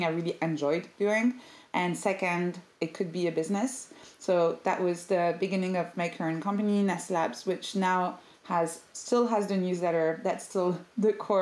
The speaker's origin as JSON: {"language": "English", "town": "Paris", "region": "Île-de-France", "country": "France", "moved": "yes", "lives_now": "London, United Kingdom", "said": "I'm originally from Paris"}